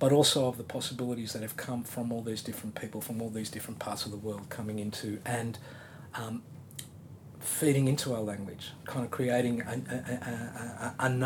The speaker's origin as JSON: {"language": "English", "country": "Australia", "said": "as Australians"}